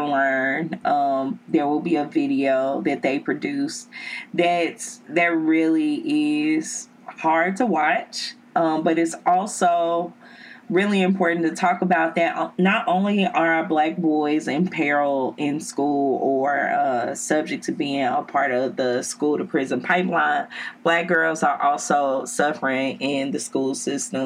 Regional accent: the South, United States; I'm from the South

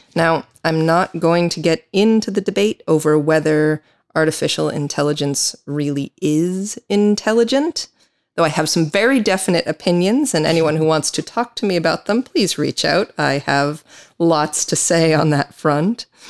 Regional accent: United States; accent: American; now in Ireland; I am an American attorney

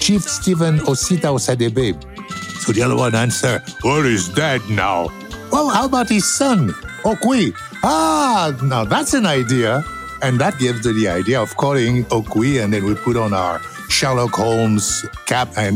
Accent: Cameroon; I'm from Cameroon

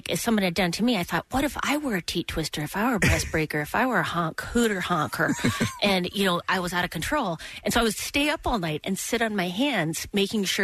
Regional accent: Midwest, United States; I'm from the Midwest

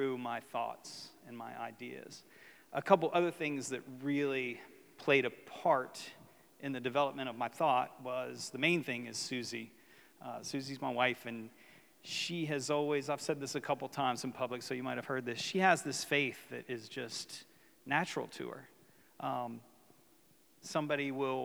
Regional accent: West Virginia, United States; moved away as an adult; also born or lived in Ocean City; when I was young, I grew up in West Virginia

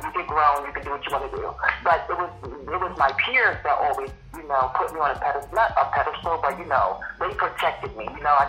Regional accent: Virginia, United States; growing up in Virginia, which is central, but people in New York would say the South

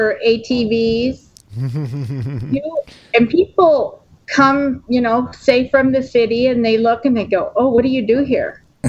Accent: Brooklyn, New York, United States; born there; also born or lived in Westchester County / California; In Brooklyn. And then we moved to, Westchester County, and then we moved to California.

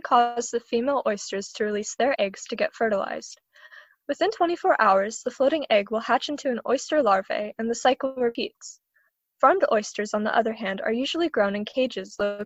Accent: St. Petersburg, Florida, United States; I'm from St. Petersburg, Florida

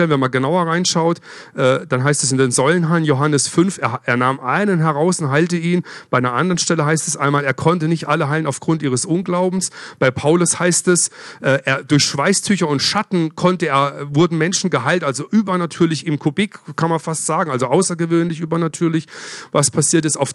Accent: Freiburg, Baden-Württemberg, Germany; Ja, ich komme ja aus Freiburg, bin öfters durch Basel durchgefahren früher.

